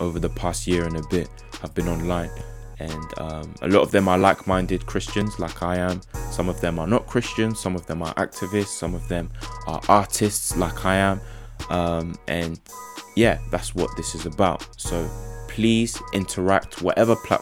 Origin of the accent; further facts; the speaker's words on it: Essex, East of England, United Kingdom; also born or lived in South London / Ghana (ancestry); now in Derby, United Kingdom; Born in South London, grew up in Essex, and now we're living in Derby.